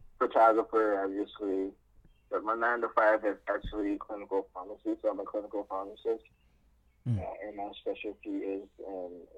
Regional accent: New York City, New York, United States; moved away as an adult; also born or lived in Ghana; So I basically lived and grew up in like New York City until I moved out for like college and pharmacy school

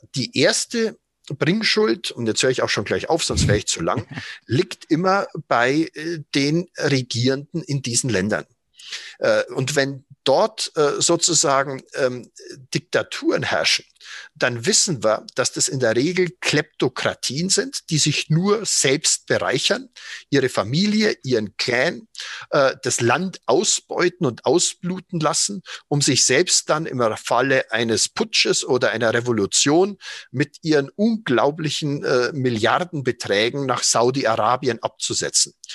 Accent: Germany; als Deutsche

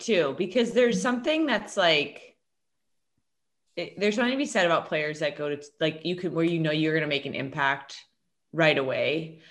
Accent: New York, United States; I'm from New York

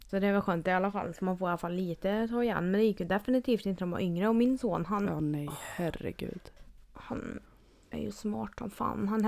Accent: Sweden; som svensk

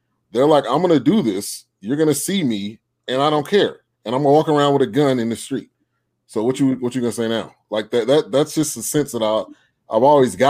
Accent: Bay Area, California, United States; I grew up in the Bay Area, which is where it started. Now, I was born in 82

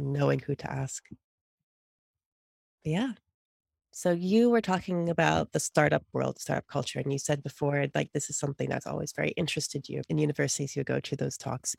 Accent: United States

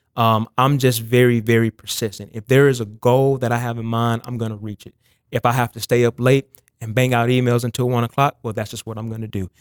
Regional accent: Lexington, North Carolina, United States; I, I grew up in Lexington, North Carolina, so it's about forty-five minutes north of Charlotte, right outside Winston-Salem.

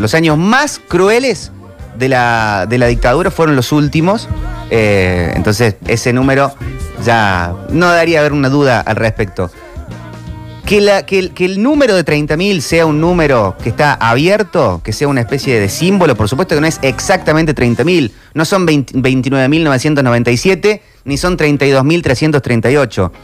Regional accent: Argentina; como argentinos

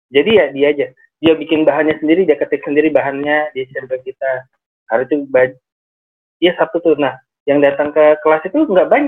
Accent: Cirebon, West Java, Indonesia; Saya di Kabupaten Cirebon pak.

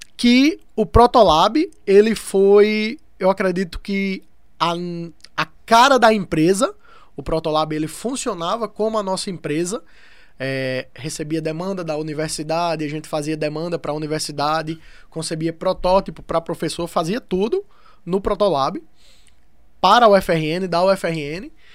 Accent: interior of Paraíba, Brazil; moved away; also born or lived in Rio Grande do Norte; eu vim do interior da Paraíba, mesmo sendo do Rio Grande do Norte, eu morei minha vida no interior da Paraíba

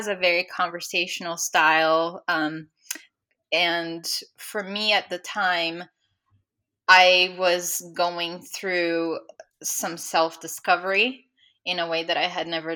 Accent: Brazil; moved away; I'm from Brazil, so obviously still have family and friends there

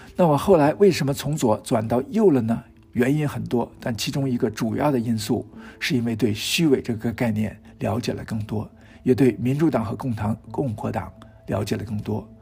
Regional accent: China; 从我们中国人的角度看

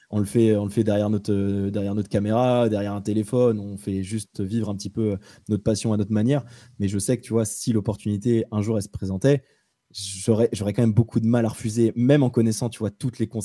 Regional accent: Rennes, Brittany, France; tu es lyonnais, je suis rennais.

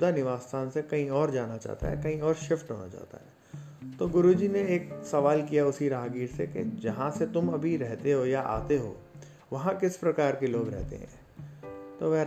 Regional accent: Jaipur, Rajasthan, India; और मैं जयपुर राजस्थान से बिलोंग करता हूँ

